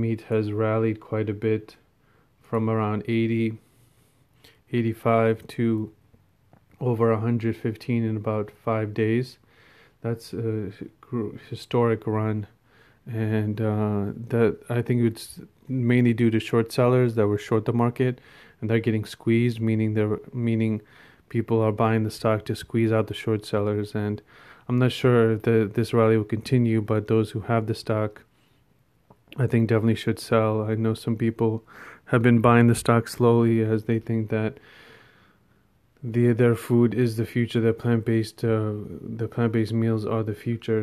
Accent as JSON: {"language": "English", "country": "India", "said": "me being an Indian"}